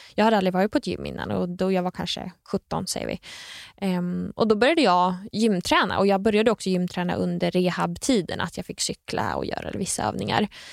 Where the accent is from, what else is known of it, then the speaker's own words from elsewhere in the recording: Nyköping, Södermanland, Sweden; Jag är från Nyköping